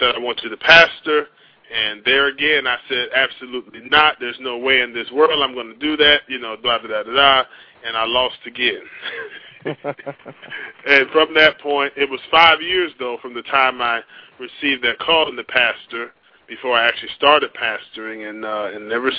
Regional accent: Port Salerno, Florida, United States; also born or lived in Manhattan, New York / West Palm Beach; now in Orlando, United States; I was born in Manhattan, New York, and it's actually a unique story. At the age of two, I moved down to the little fisherman, little small town about 30 miles north of West Palm Beach called Port Salerno

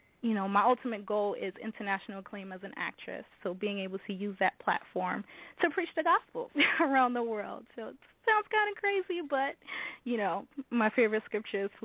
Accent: New York City, New York, United States; I'm originally from the Bedford-Stuyvesant section of Brooklyn, New York. I was born and raised there

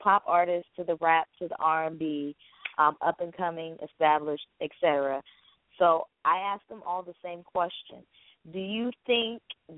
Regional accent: Akron, Ohio, United States; I'm from Akron

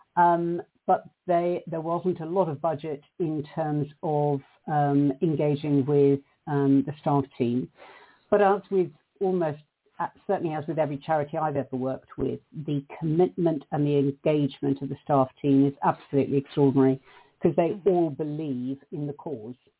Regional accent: South Africa; moved away; the hideous society that I grew up in South Africa

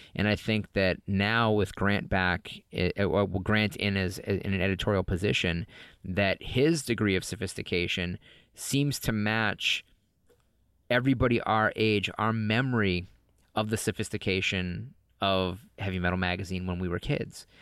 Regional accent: New England, United States; moved away as an adult; also born or lived in Los Angeles; I grew up in New England

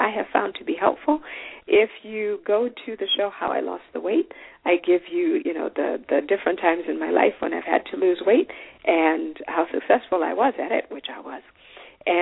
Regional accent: Zimbabwe; I am from Zimbabwe

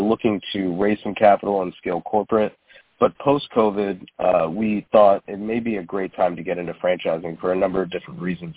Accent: Toledo, Ohio, United States; I grew up in Toledo, and this is uh, where we founded our concept

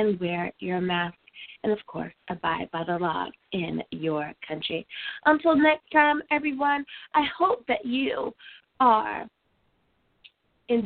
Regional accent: United States; my home country of the USA

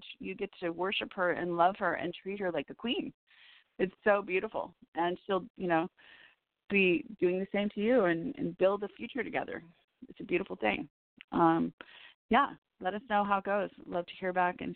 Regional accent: Chicago, Illinois, United States; moved away as an adult; also born or lived in Woodstock, Illinois; now in Los Angeles, United States; I'm from Chicago

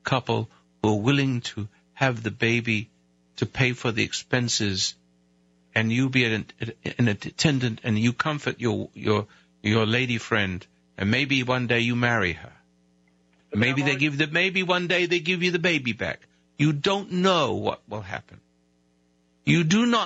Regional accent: United Kingdom; now in United States; I'm British. I used to be anyway. I rebelled. I became American

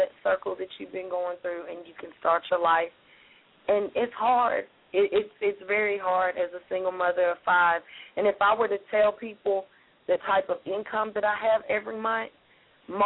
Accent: Tennessee, United States; my hometown

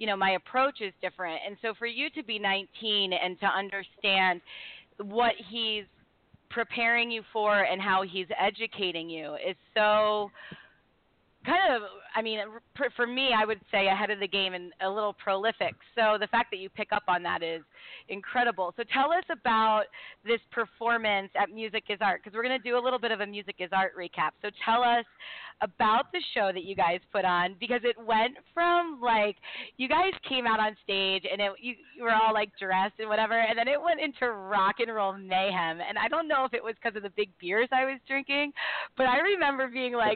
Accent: Baltimore, Maryland, United States; now in Buffalo, United States; I'm from Baltimore

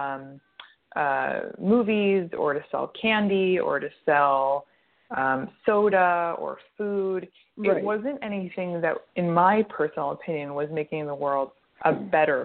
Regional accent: United States; moved away as an adult; also born or lived in Montreal, Canada; I'm American, but I went to McGill University in Montreal

